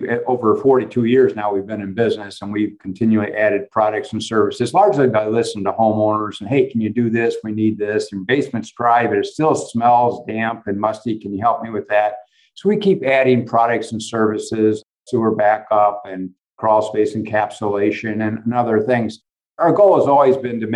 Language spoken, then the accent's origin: English; Valparaiso, Indiana, United States; I grew up in Valparaiso, Indiana, a small town.